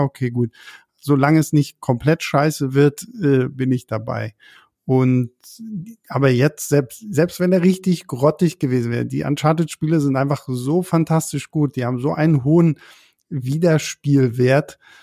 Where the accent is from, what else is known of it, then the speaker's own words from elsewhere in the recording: Berlin, Germany; für uns als Berliner